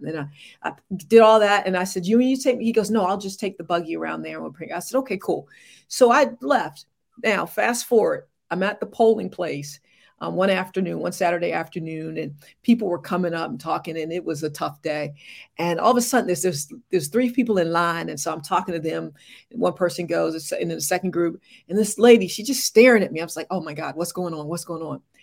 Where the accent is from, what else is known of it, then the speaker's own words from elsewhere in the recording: Morehead City, North Carolina, United States; moved away as an adult; also born or lived in Charlotte, North Carolina / Little Rock, Arkansas; I hail from Morehead City, North Carolina, East Coast girl